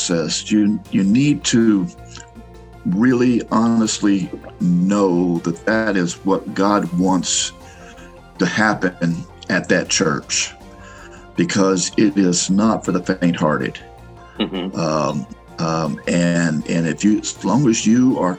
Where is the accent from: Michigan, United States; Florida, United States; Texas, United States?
Florida, United States; Miami; moved away as an adult; also born or lived in Romania; now in Orlando, United States; I was born in Miami